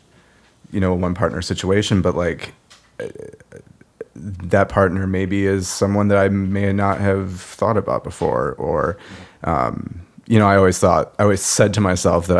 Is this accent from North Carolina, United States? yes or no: no; Michigan, United States; born or raised there